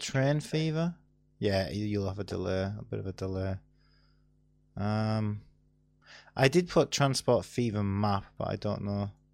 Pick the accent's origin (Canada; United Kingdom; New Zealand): United Kingdom; Stockton-on-Tees, North East England; I'm from Stockton